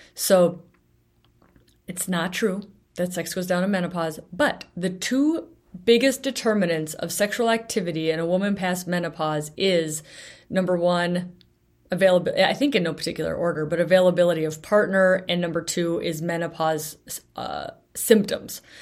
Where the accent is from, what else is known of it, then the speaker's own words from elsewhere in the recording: Bellingham, Washington, United States; my hometown of Bellingham